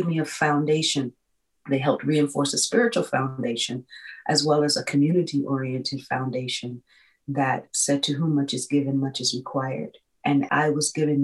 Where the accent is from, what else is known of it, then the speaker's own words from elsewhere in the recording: Indianapolis, Indiana, United States; I was a girl who was born and raised in Indianapolis, Indiana